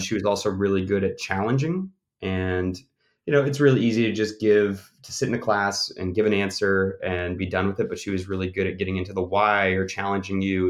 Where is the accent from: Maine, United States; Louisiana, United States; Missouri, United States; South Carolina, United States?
Maine, United States; Auburn; moved away as an adult; also born or lived in Burlington, Vermont; I grew up in Auburn, Maine, so that's about a half hour north of Portland